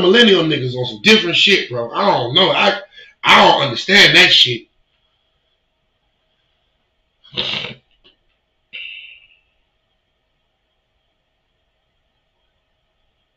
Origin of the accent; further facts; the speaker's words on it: Virginia, United States; moved away; my hometown, Virginia